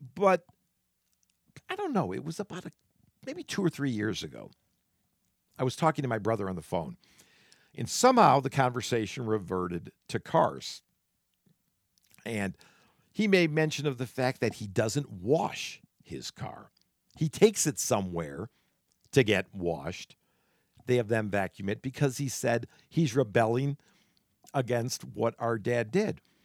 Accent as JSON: {"language": "English", "town": "Solon", "region": "Ohio", "country": "United States", "tie": "born or raised there", "said": "Growing up in Solon, Ohio"}